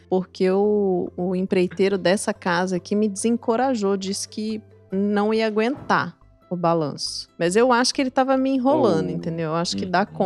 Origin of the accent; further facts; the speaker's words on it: Juiz de Fora, Minas Gerais, Brazil; born there; Eu nasci numa cidade chamada Juiz